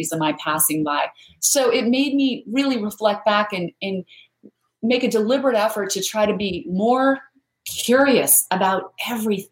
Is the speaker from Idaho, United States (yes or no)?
yes; Idaho, United States; I grew up in Idaho where there's a whole bunch of potatoes, but no mangoes